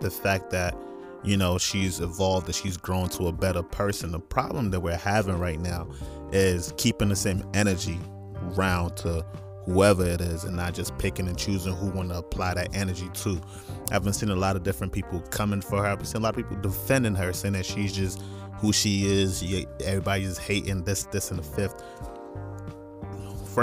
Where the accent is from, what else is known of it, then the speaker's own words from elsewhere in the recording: North Carolina, United States; also born or lived in New York / Nigeria; now in Iowa, United States; I'm Nigerian by nationality. Definitely was raised in New York, grew up in North Carolina. Big ups, North Carolina. I'm currently in Iowa